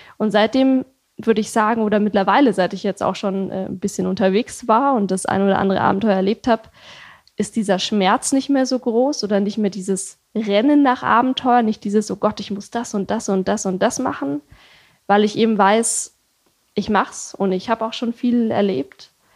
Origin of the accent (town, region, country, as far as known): Germany